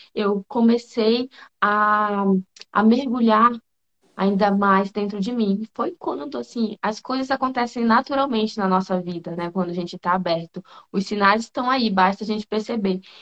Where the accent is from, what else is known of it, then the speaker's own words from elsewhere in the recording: Manaus, Amazonas, Brazil; moved away as an adult; now in Brasília, Brazil; Eu sou manauara, sou de Manaus, lá daquela terra calorosa, e vim para cá